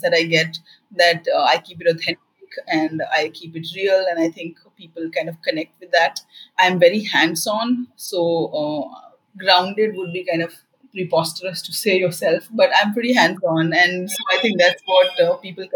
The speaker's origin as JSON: {"language": "English", "region": "Bihar", "country": "India", "said": "From the background that I come from, I come from Bihar"}